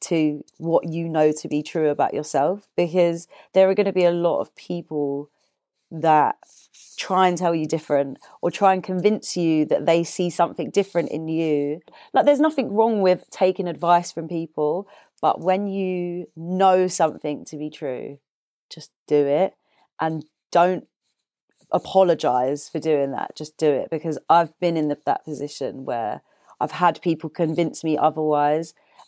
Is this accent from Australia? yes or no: no; Deptford, London, United Kingdom; I'm from Deptford.